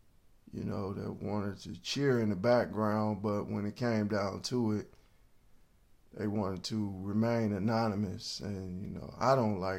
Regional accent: Cleveland, Ohio, United States; first off, I'm from Cleveland, so I know when somebody's trying to finesse you, and I know when somebody's not being real.

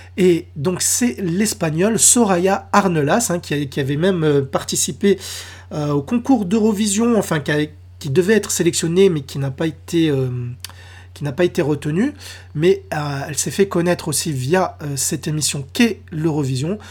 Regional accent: France; chez nous, en France

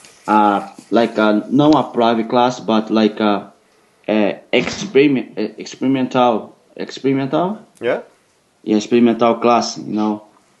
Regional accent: Rio de Janeiro, Brazil; English is a second language; moved away; I grew up in Rio in the same neighbor, the same slum of FIFO

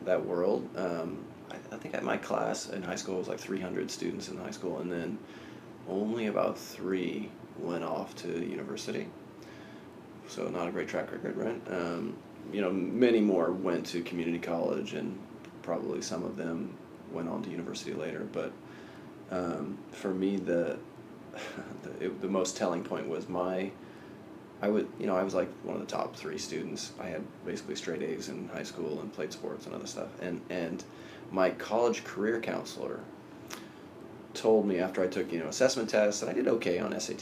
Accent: Sacramento, California, United States; I actually grew up in Sacramento, California, in a pretty rural area just outside of the city

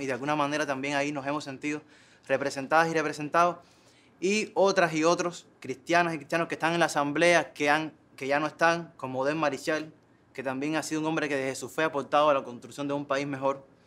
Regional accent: Cuba; en esa Cuba que somos

